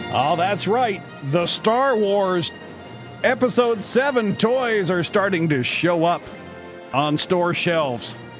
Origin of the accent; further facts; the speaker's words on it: Canada; I'm Canadian